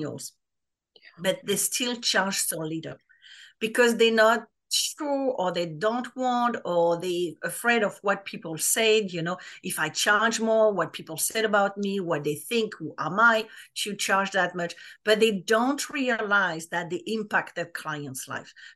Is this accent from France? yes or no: yes; France; English is a second language; moved away as an adult; now in United States; I live in the US for 20 years, but I'm French, like people will probably notice my accent